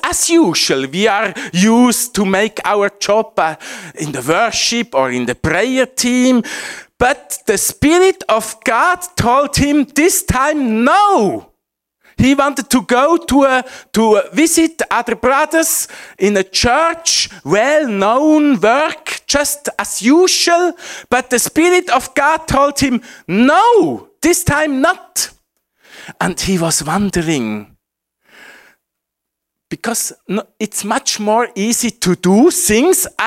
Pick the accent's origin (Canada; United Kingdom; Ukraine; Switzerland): Switzerland; English is a second language; my home country, Switzerland.